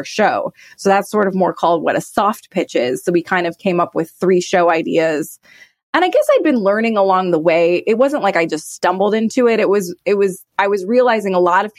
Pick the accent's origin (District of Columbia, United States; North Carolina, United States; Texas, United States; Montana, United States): Montana, United States; moved away; also born or lived in Madison, Wisconsin; Growing up in Montana, there was just so much theater.